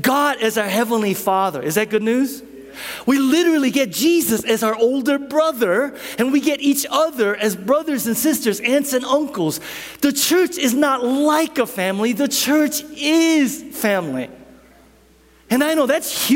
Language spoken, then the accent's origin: English; South Korea; now in United States; I grew up, my grandparents lived with me while I was growing up in Korea